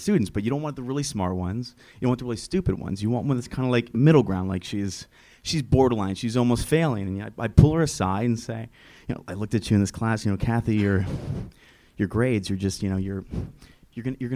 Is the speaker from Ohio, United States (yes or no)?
yes; Cleveland, Ohio, United States; From Ohio